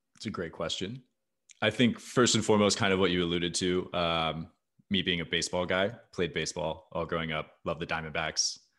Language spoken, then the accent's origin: English; Arizona, United States; I was not born in Arizona, but very much raised in Arizona. That is, that is where my, that is my hometown